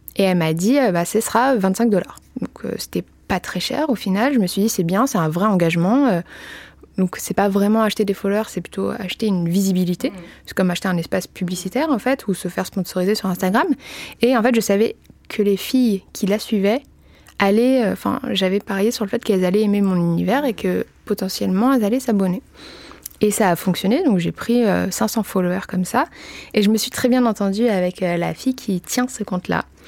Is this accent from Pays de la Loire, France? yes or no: no; Paris, Île-de-France, France; je suis parisienne